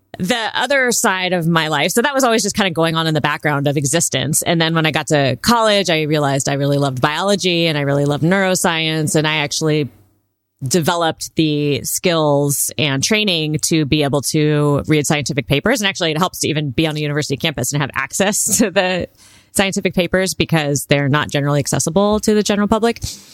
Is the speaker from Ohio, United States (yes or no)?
no; California, United States; Well, I grew up, I might date myself here, but I grew up in Southern California when Baywatch was really popular.